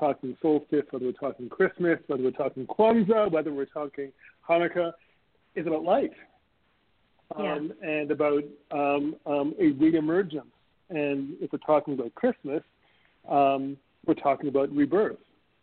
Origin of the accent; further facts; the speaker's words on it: Montreal, Quebec, Canada; moved away; also born or lived in Toronto; Montreal, which is my hometown